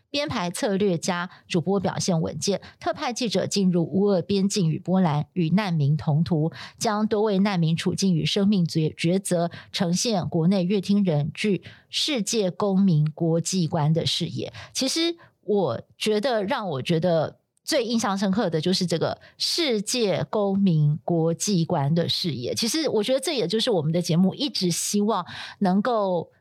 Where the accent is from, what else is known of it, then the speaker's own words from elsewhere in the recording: Taiwan; 我们就说台湾